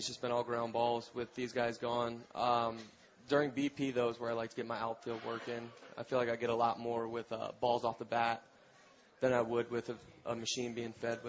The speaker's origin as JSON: {"language": "English", "region": "Florida", "country": "United States", "also_born_or_lived": "South Carolina", "said": "I'm from Florida."}